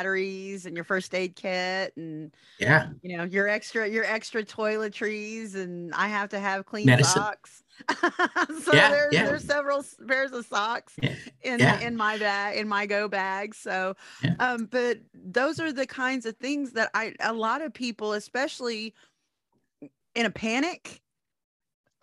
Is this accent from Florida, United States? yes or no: no; Oklahoma, United States; I grew up here in Oklahoma